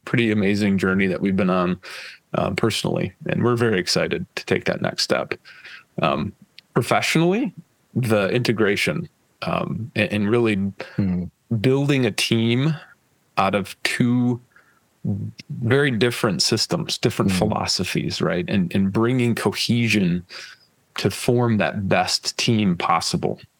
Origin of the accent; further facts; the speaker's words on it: West Michigan, United States; growing up in West Michigan